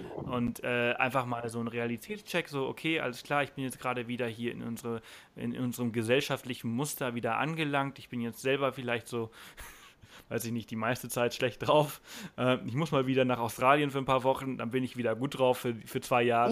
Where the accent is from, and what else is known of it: Germany